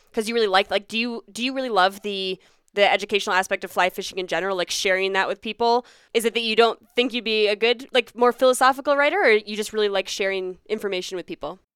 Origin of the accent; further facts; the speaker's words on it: Pennsylvania, United States; now in Colorado, United States; I grew up in Pennsylvania